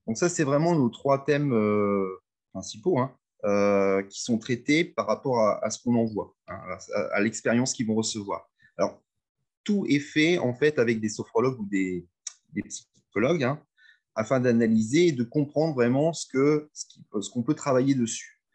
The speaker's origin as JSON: {"language": "French", "town": "Reims", "region": "Grand Est", "country": "France", "also_born_or_lived": "Amiens / Lille", "said": "je suis de Reims"}